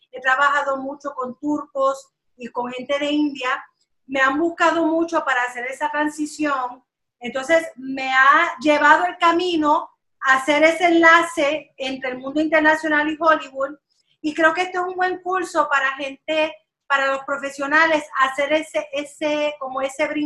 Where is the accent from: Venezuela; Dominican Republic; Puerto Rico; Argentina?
Puerto Rico; moved away as an adult; now in Los Angeles, United States; Yo empecé hace 20 años, me fui de Puerto Rico, eh, acababa de graduarme y llegué aquí a Los Ángeles.